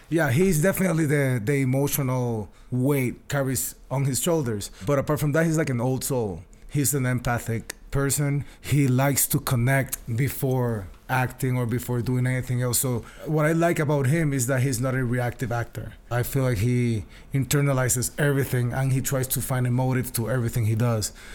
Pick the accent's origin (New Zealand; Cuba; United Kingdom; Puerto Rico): Puerto Rico; San Juan; I'm from Puerto Rico